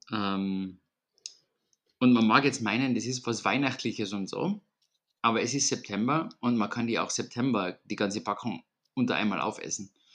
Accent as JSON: {"language": "German", "region": "Vienna", "country": "Austria", "said": "bei uns in Wien"}